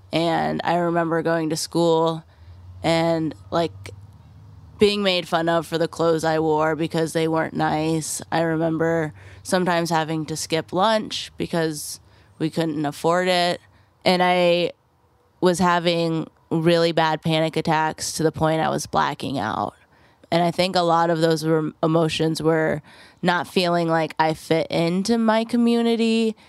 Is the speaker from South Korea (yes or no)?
no; Clear Lake, Iowa, United States; I grew up in Clear Lake, Iowa, majority white community, a lot of like old money, and my family wasn't from Clear Lake.